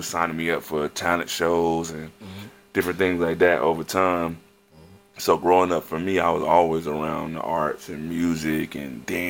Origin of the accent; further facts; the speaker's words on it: Fort Lauderdale, Florida, United States; I'm originally from mm-hmm. Fort Lauderdale, Florida. That's like, you mm-hmm. know, a few minutes from Miami.